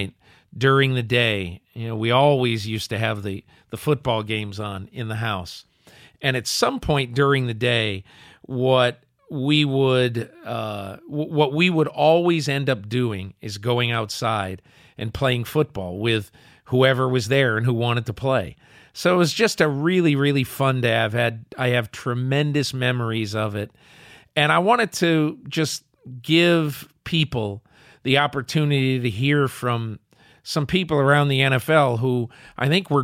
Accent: Northern Connecticut, United States; when I was a kid, I grew up in Northern Connecticut

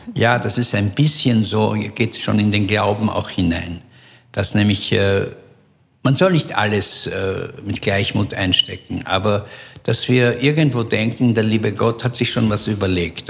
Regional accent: Vienna, Austria; in Wien ähm, wo ich aufgewachsen bin

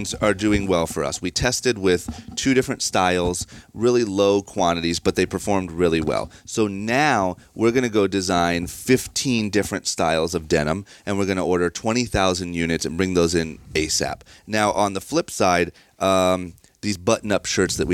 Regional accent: Akron, Ohio, United States; moved away as an adult; now in Los Angeles, United States; where I grew up in Ohio, you don't have access to anything cool

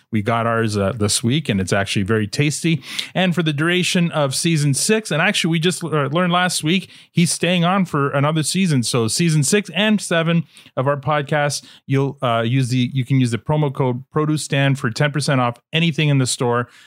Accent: Fort Worth, Texas, United States; No, I'm from Fort Worth, Texas.

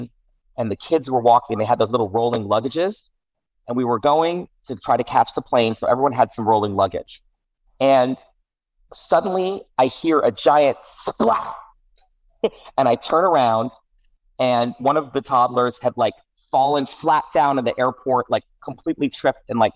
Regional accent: New York City, New York, United States; I grew up in New York City and I was 8, 9, 10 years

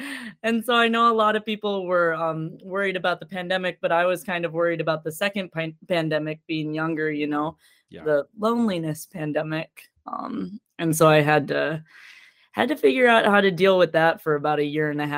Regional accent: Verona, Wisconsin, United States; also born or lived in Madison, Wisconsin; I was born in Madison, Wisconsin, and I grew up in the suburbs in a little town, a fair town we'll call Verona. Which is the name.

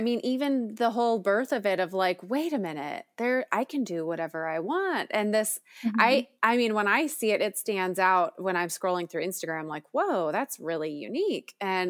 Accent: Minnesota, United States; I grew up in Minnesota, the land of 10,000 lakes

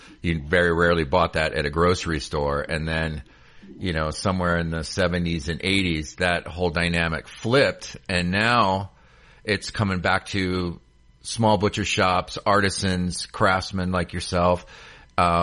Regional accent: Chicago, Illinois, United States; moved away; It's Chicago. I mean, it's my hometown.

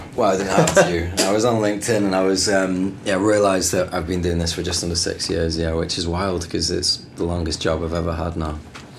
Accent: Bradford, Yorkshire and the Humber, United Kingdom; also born or lived in Manchester / Bristol; So I was born in Manchester. I was there till I was 6, and then Bradford after that.

